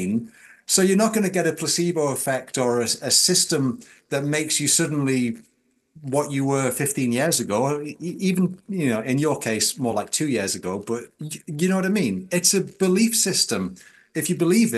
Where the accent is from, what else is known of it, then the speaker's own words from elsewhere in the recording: Newcastle upon Tyne, North East England, United Kingdom; I'm a Geordie Roman Catholic